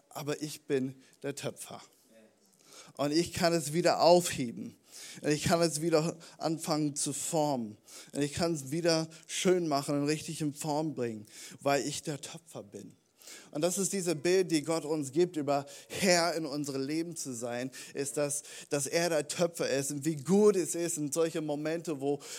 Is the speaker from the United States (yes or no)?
yes; United States; Warum bin ich Amerikaner? Warum hast du diesen Plan für mich in meinem Leben?